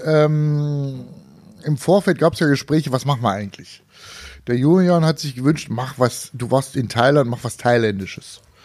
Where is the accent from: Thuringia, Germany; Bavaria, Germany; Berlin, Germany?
Thuringia, Germany; ich bin Thüringer